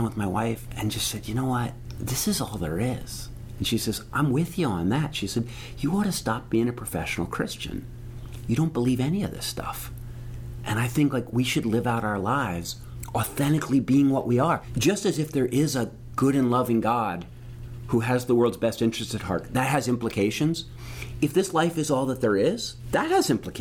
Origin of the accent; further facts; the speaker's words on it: outside of Philadelphia, Pennsylvania, United States; I grew up outside of Philadelphia.